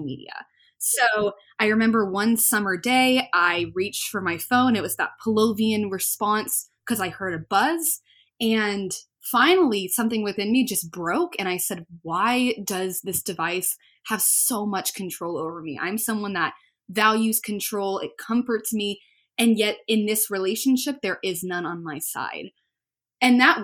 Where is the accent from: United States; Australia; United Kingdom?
United States; Birmingham, Alabama; I'm from Birmingham, Alabama